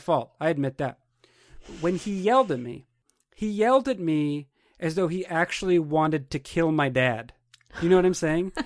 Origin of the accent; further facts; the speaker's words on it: New Hampshire, United States; moved away; also born or lived in Portland, Oregon / Madison, Wisconsin / Seattle, Washington; I was from New Hampshire